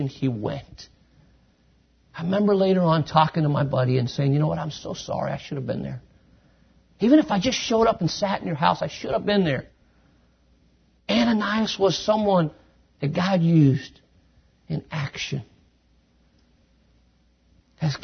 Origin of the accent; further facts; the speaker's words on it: United States; moved away as an adult; now in Quito, Ecuador; I'm an American here